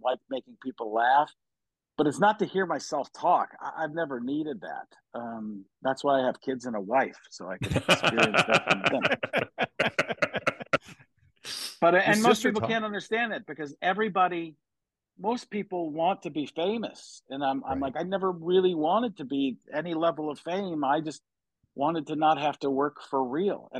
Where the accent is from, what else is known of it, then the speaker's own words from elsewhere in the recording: Wisconsin, United States; I grew up in Wisconsin